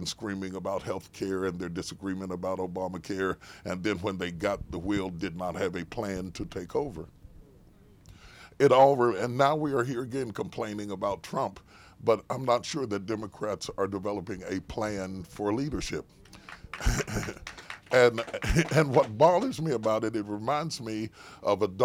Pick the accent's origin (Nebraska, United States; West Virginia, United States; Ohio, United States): West Virginia, United States; I was raised in West Virginia, so I'm one of those flyover states. I grew up in one of those states you flew over on your way to L.A. I grew up in West Virginia.